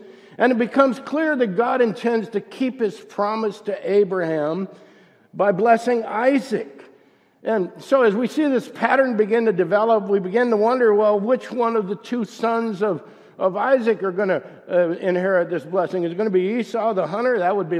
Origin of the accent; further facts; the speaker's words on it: Youngstown, Ohio, United States; moved away; when I was growing up, all I wanted to do was get out of Youngstown